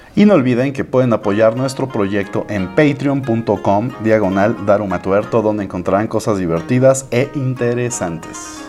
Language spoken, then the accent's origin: Spanish; Mexico